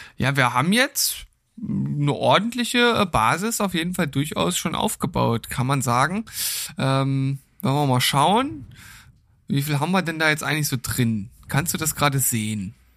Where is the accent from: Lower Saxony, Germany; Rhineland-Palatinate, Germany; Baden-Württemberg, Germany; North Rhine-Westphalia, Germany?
Lower Saxony, Germany; moved away; bei uns in Niedersachsen